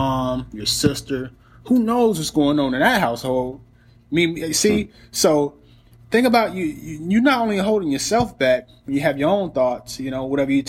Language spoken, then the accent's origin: English; Gainesville, Florida, United States; moved away as an adult; also born or lived in Kentucky / Evansville, Indiana; I'm from Florida, Gainesville, Florida